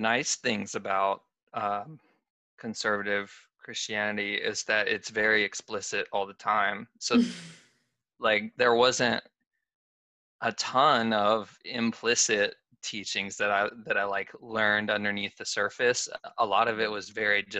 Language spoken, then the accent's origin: English; Southeast, United States; I grew up in the Southeast. I've always lived in the Southeast